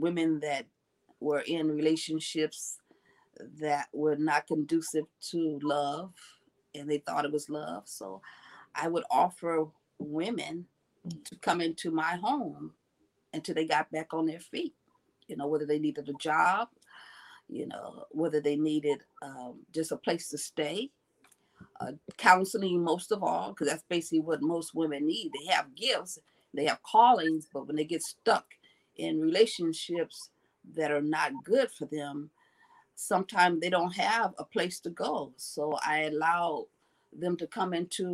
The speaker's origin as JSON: {"language": "English", "town": "Los Angeles", "region": "California", "country": "United States", "said": "I am from Los Angeles, California. This is my home"}